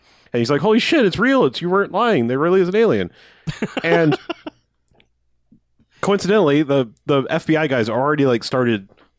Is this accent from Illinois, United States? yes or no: yes; Chicago, Illinois, United States; Yeah, I'm from Chicago.